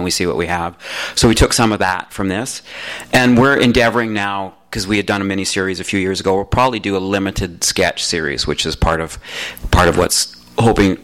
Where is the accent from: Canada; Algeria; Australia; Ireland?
Canada; Calgary, Alberta; moved away as an adult; also born or lived in Toronto; now in Los Angeles, United States; I grew up in Calgary where there's no internet